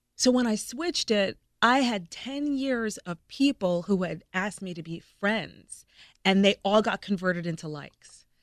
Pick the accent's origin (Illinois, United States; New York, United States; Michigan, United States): New York, United States; New Rochelle; moved away as an adult; also born or lived in California / North Carolina / Iowa; now in Memphis, United States; I'm from New Rochelle, New York.